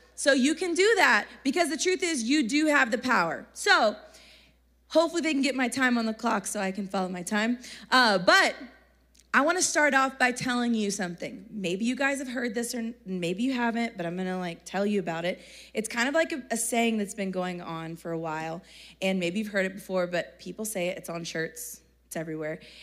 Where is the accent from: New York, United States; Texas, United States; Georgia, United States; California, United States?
Texas, United States; accent: country; I'm from Texas